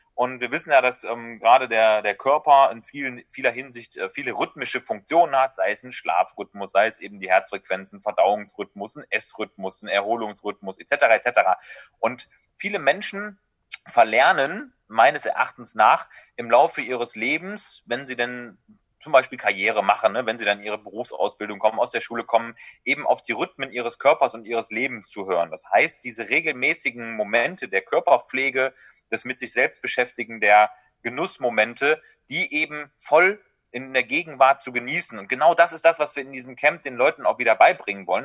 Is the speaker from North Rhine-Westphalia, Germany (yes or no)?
yes; Düsseldorf, North Rhine-Westphalia, Germany; hier in äh, Düsseldorf, wo ich herkomme